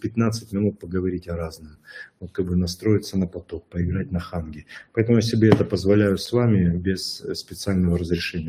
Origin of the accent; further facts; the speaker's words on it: Odesa, Odesa Oblast, Ukraine; я человек из Одессы